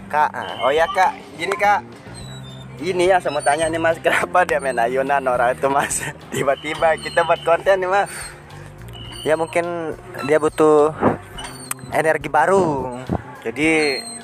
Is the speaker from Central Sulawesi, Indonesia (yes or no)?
no; West Nusa Tenggara, Indonesia; Saya orang Sumbawa, saya mas.